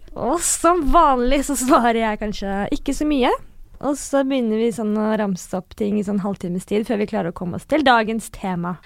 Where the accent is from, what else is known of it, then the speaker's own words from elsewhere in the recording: Northern Norway, Norway; accent: Northern Norwegian; jeg snakker veldig mye nordnorsk dialekt